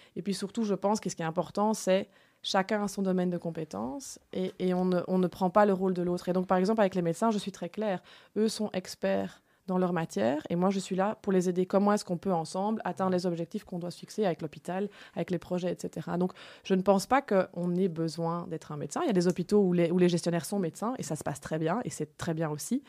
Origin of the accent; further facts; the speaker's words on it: Enghien, Wallonia, Belgium; now in Brussels, Belgium; j'habite à Bruxelles, mais je suis originaire d'Anguin, hein, donc une ville dans le Hainaut qui est sur la frontière